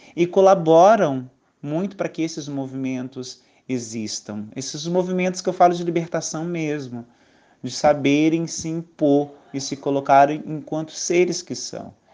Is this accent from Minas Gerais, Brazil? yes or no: no; Brasília, Federal District, Brazil; moved away as an adult; now in Alagoas, Brazil; Sou de Brasília, uma cidade grande